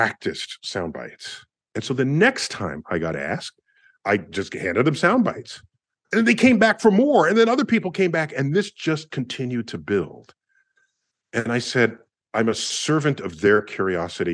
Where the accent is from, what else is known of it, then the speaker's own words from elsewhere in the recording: New York, United States; I'm from New York